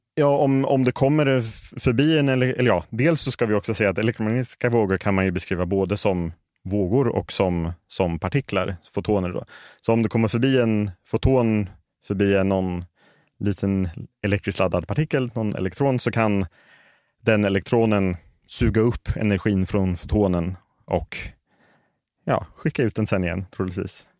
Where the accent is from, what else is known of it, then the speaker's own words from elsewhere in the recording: Stockholm, Stockholm County, Sweden; moved away as an adult; now in Las Vegas, United States; jag är uppvuxen här i Stockholm